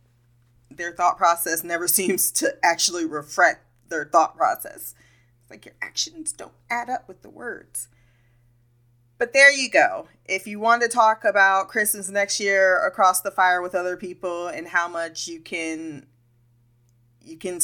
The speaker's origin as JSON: {"language": "English", "country": "United States", "said": "I'm an American"}